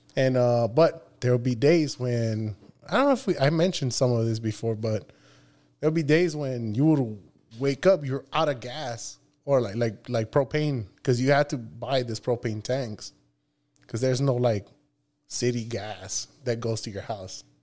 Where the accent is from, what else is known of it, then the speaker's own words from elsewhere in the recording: Nogales, Sonora, Mexico; moved away; also born or lived in Tucson, Arizona; I was born here in, in, uh, Tucson, Arizona, but I was raised in Nogales, Sonora.